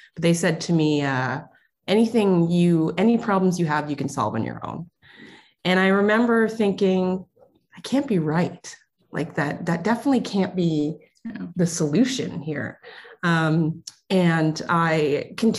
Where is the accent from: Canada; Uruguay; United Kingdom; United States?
Canada; Ontario; I'm from Ontario, Canada.